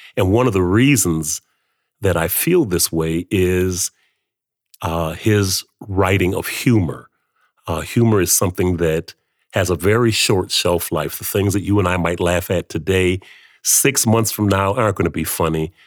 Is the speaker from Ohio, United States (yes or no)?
no; Flint, Michigan, United States; moved away as an adult; now in Canada; growing up in Flint